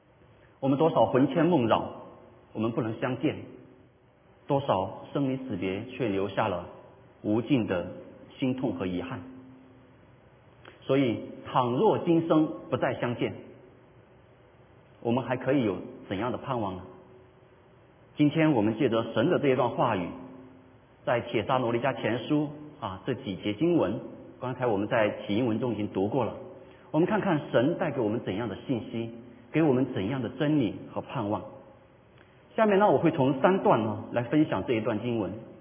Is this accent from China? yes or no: yes; China; 我们中国人不喜欢谈这个问题。